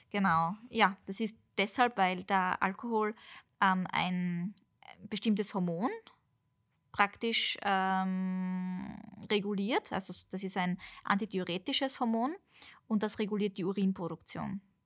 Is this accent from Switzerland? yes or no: no; Austria; bei uns in Österreich